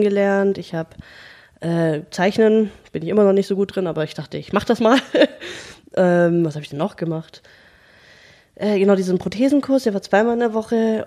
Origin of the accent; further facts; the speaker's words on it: Germany; als Deutsche